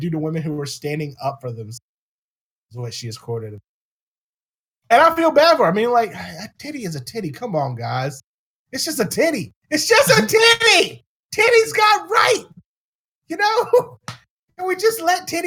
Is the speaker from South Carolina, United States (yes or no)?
no; Virginia, United States; moved away; my home state of Virginia